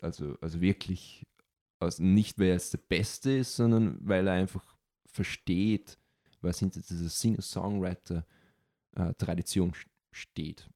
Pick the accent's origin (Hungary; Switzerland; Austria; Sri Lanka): Austria; ich bin Europäer, aber ganz spezifisch bin ich Österreicher